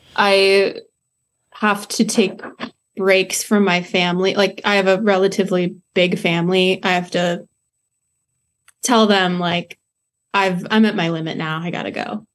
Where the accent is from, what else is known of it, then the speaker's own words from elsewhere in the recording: between Monticello and Champaign, Illinois, United States; I grew up right in between Monticello and Champaign.